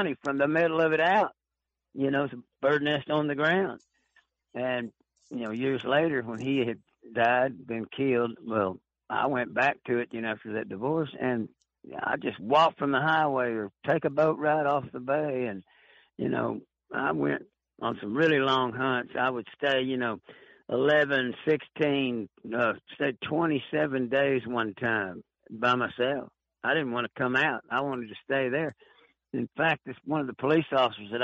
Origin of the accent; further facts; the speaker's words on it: Arlington, Texas, United States; also born or lived in Tyler, Texas / Kingsville, Texas; I was born in East Texas in Tyler, raised in Arlington, you know, about dead middle of the Dallas-Fort Worth Metroplex, graduated high school there